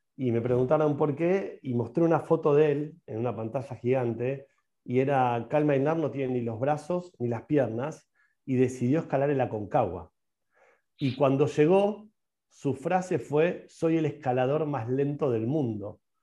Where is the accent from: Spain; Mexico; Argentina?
Argentina; Yo soy un emprendedor que la va a romper en la Argentina, que la va a romper en mi país